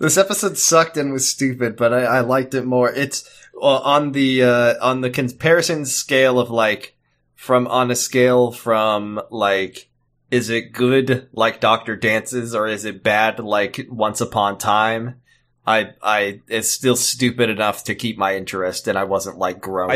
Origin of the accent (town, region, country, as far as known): United States